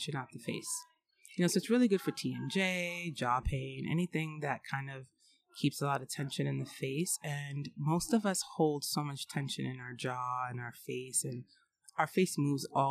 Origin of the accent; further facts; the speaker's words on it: New York City, New York, United States; my parents were fashion designers in New York City, so I grew up in the Garment District